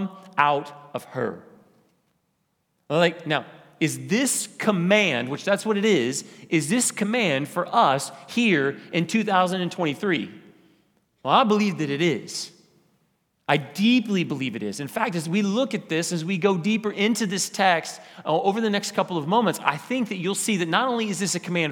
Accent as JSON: {"language": "English", "town": "Wichita", "region": "Kansas", "country": "United States", "tie": "born or raised there", "said": "I grew up in College Hill. College Hill is a little part of Wichita."}